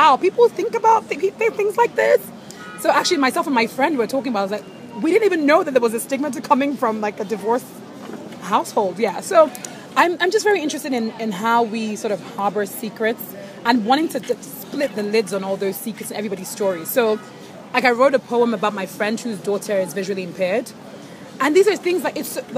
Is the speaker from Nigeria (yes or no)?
yes; Nigeria; as a Nigerian woman